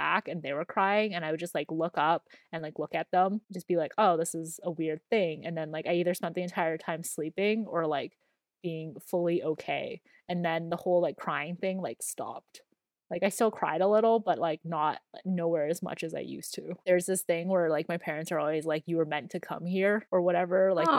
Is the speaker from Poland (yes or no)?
no; Canada; also born or lived in Dalian, China; I was born in China in the province of Dalian, and I came to Canada when I was 3 years old in April of 2000.